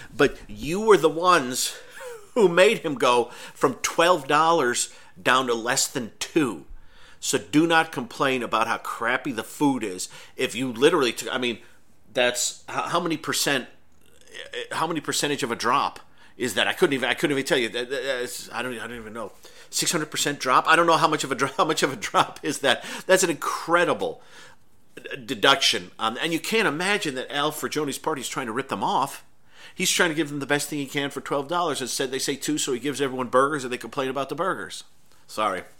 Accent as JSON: {"language": "English", "town": "Irondequoit", "region": "New York", "country": "United States", "tie": "born or raised there", "said": "I grew up outside of Rochester, New York, which is not a huge city, but is, is a city. Um, but I grew up in Arundecoyt"}